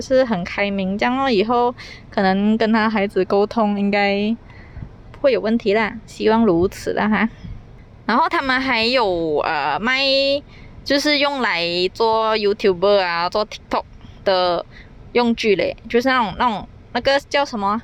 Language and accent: Chinese; Malaysia; accent: Malaysian Chinese; 因为我是马来西亚人